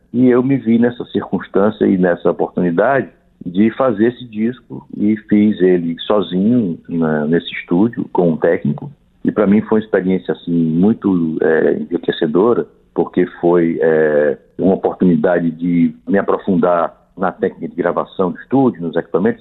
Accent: Ceará, Brazil; Apesar de nós não sermos mineiros, sou cearense

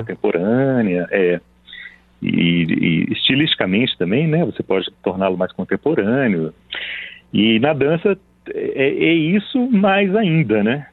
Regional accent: Belo Horizonte, Minas Gerais, Brazil; now in São Paulo, Brazil; Eu vim para São Paulo eu nasci em Belo Horizonte

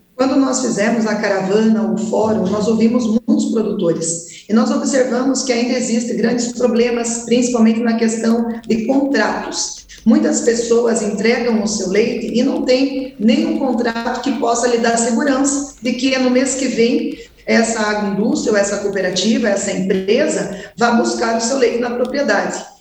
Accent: Castro, Paraná, Brazil; Eu que sou do estado do Paraná, da cidade que é chamada capital nacional do leite, Castro

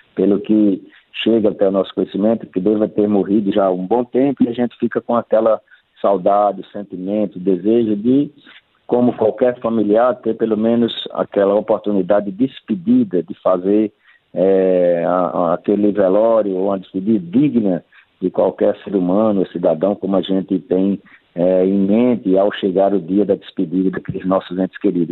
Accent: Northeast Region, Brazil; nós que somos aqui do Nordeste

